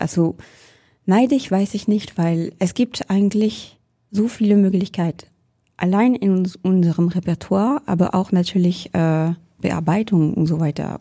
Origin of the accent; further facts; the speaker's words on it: Orléans, Centre-Val de Loire, France; German is a second language; now in Hamburg, Germany; ich bin zwar in Orléans geboren